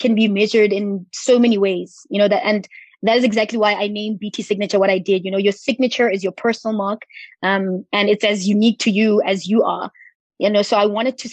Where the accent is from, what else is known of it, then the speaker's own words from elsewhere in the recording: Potchefstroom, North West, South Africa; up the road from where I grew up in Potchefstroom